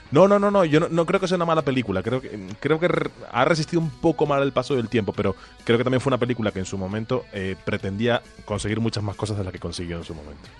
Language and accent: Spanish; Tenerife, Canary Islands, Spain; moved away; en algún sitio en Tenerife, en mi tierra natal